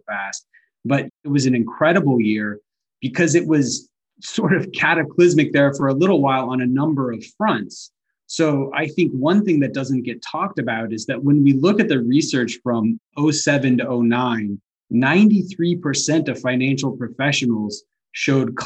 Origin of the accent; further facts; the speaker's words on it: North Alabama, United States; now in Atlanta, United States; I grew up in North Alabama